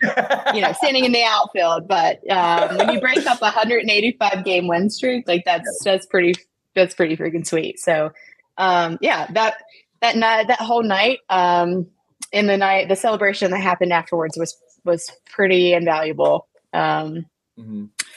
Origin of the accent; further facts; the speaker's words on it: Appalachia, United States; I grew up in Coal Country, USA, right? And so I had a lot of country music as my walk-up songs.